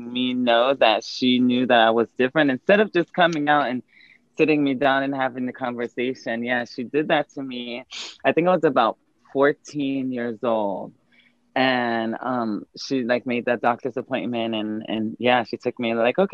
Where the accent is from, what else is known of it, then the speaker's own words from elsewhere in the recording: San Diego, California, United States; moved away; also born or lived in Dominican Republic / New York; I was born in Dominican Republic and raised in San Diego